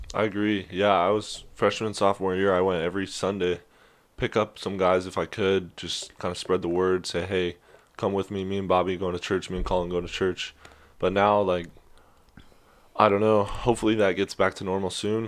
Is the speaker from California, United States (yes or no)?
yes; Sacramento, California, United States; moved away as an adult; I'm from Sacramento, California, born and raised over there